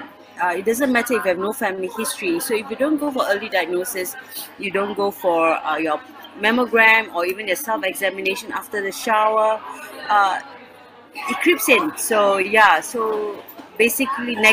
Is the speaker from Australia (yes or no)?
no; Singapore; I'm from Singapore, but currently in the UK